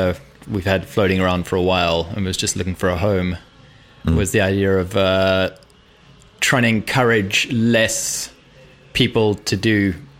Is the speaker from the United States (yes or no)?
no; South Africa; moved away as an adult; also born or lived in London; I'm South African, so I left university there.